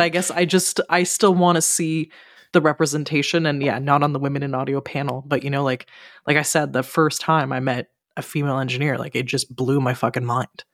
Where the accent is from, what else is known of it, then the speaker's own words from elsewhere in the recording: Ottawa, Ontario, Canada; now in Montreal, Canada; my hometown, so in Ottawa